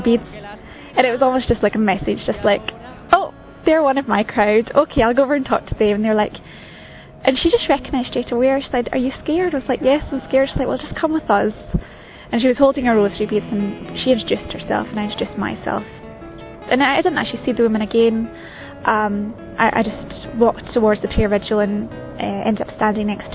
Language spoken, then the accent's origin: English; Scotland, United Kingdom; I'm from Scotland and I'm age 32.